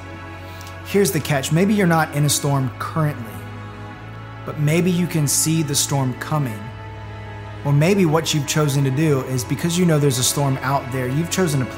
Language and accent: English; Florida, United States; Growing up in Florida